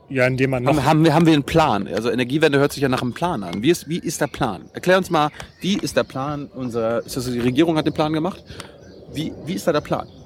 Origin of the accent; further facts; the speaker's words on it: Mecklenburg-Vorpommern, Germany; ich komme aus Mecklenburg, da stehen allein 50 auf einem Feld.